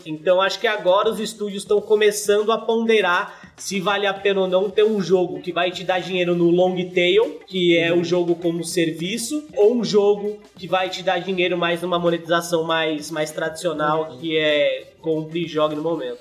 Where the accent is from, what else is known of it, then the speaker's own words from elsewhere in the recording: São Bernardo do Campo, São Paulo, Brazil; Eu sou de São Bernardo, ABC Paulista